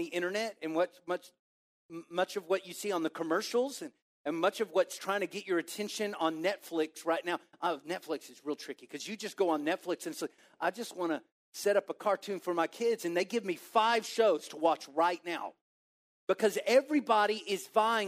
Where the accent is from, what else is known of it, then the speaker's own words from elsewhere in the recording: Waco, Texas, United States; now in Plano, United States; I'm from Waco